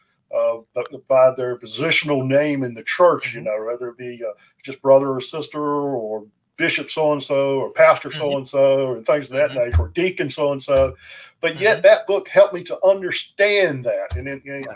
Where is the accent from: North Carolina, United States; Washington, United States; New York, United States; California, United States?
North Carolina, United States; southeast; I grew up here in North Carolina. I'm a North Carolina born and bred buddy, you know, down here in the southeast area of North Carolina